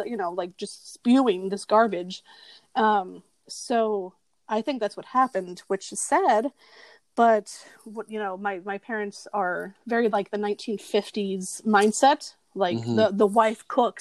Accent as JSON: {"language": "English", "town": "Miami", "region": "Florida", "country": "United States", "tie": "born or raised there", "said": "I grew up in Miami"}